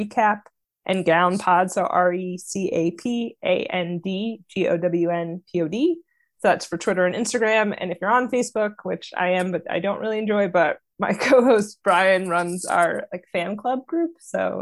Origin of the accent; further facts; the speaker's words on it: East Coast, United States; I'm from the East Coast